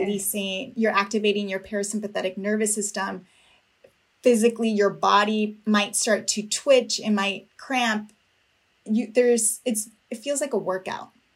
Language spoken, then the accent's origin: English; Napa, California, United States; I was born and raised in Napa, California, of uh, parents from Mexico, immigrants